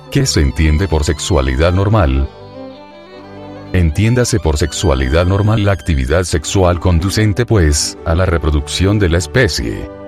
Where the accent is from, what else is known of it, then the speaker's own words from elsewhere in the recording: Michoacán, Mexico; also born or lived in Mexico City; Yo soy de Cotí, Michoacán. He vivido, más que todo, en otros lugares del Distrito Federal.